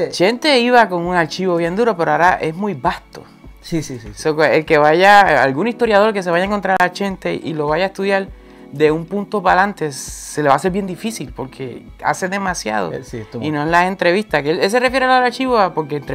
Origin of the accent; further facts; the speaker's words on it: Puerto Rico; accent: Puerto Rican; also born or lived in United States; yo hablo como puertorriqueño pero me dicen también que no hablo muy puertorriqueño. A mí, mí cuando yo vivía en Estados Unidos me decían eso.